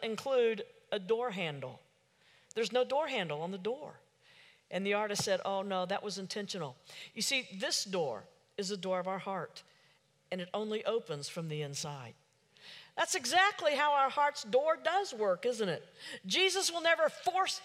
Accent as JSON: {"language": "English", "town": "Oklahoma City", "region": "Oklahoma", "country": "United States", "said": "I'm from Oklahoma City"}